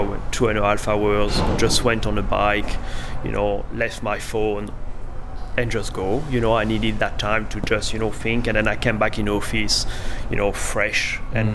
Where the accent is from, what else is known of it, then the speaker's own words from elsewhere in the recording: France; moved away as an adult; also born or lived in London / Sydney; now in Noosa, Australia; I come from France, lived in London, moved to Sydney, then that to a smaller town, Nusa.